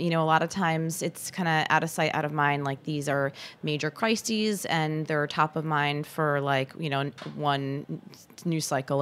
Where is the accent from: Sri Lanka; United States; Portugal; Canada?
United States; Michigan; a fellow Michigander